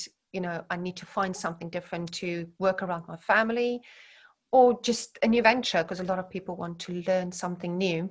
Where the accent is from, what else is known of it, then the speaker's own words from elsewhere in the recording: Centurion, Gauteng, South Africa; moved away as an adult; now in Herefordshire, United Kingdom; growing up where I grew up in South Africa